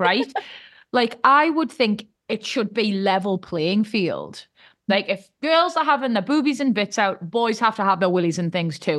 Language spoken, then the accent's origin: English; United Kingdom; us Brits